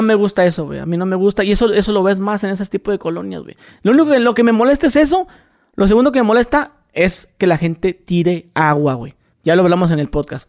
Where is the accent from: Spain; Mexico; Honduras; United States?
Mexico; northern Mexico border; yo que soy de frontera